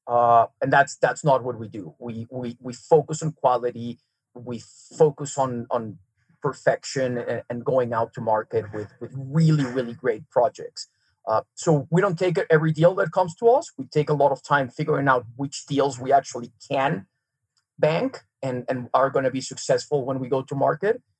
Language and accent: English; Mexico City, Mexico; first language Serbian; English is a second language; moved away as an adult; also born or lived in Serbia / New York City; now in Park City, United States; I grew up in Mexico City went to school there, uh, you know, high school through college, started working my working career